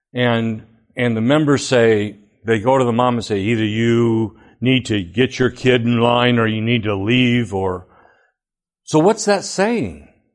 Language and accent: English; Flint, Michigan, United States; I went all twelve years through public education. I lived in Flint.